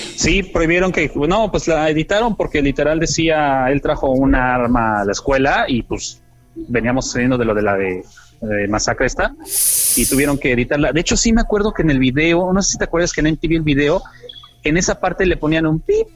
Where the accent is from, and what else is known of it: Mexico